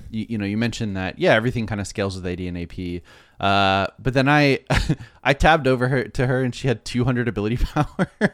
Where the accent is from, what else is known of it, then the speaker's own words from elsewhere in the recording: Florida, United States; I'm from Florida